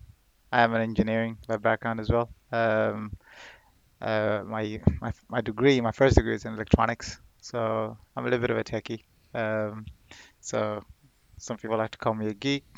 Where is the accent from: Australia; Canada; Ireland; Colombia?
Ireland; moved away as an adult; also born or lived in Saudi Arabia / Sudan / Manorhamilton / Galway; now in United Kingdom; I grew up in Ireland. I studied in northwest of Ireland and the west of Ireland as well